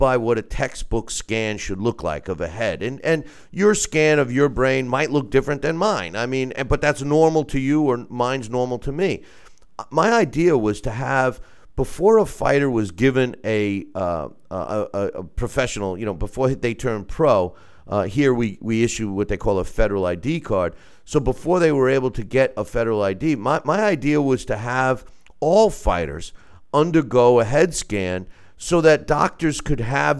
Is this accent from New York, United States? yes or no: yes; New York, United States; my home state of New York